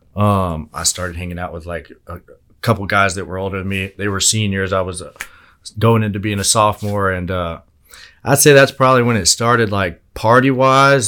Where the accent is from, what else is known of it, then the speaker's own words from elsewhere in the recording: Altus, Oklahoma, United States; I'm from Altus originally